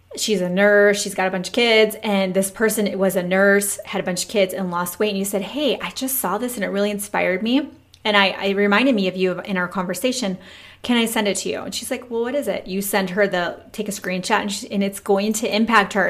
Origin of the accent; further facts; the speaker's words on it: Michigan, United States; now in Texas, United States; we've been here nine years. We're from Michigan